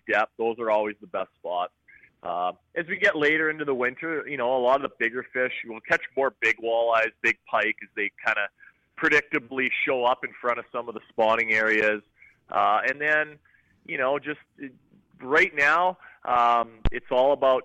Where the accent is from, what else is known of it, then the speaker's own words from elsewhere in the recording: Lake of the Woods, Ontario, Canada; growing up on Lake of the Woods, I had access to fishing and being on the water